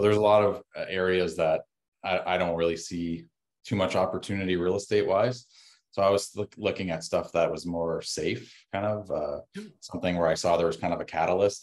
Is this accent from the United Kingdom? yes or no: no; Canada; also born or lived in Windsor, Ontario; us as a Canadian